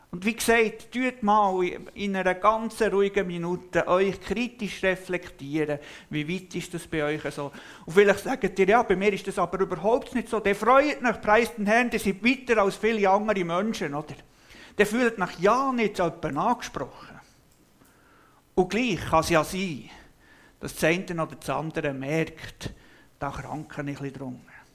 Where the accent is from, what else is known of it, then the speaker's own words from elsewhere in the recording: Switzerland; bei uns in der Schweiz